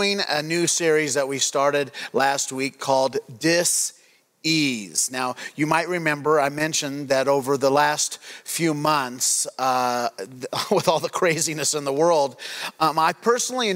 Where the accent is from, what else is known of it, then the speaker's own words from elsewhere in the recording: Craig, Colorado, United States; When I grew up, I grew up in Craig, Colorado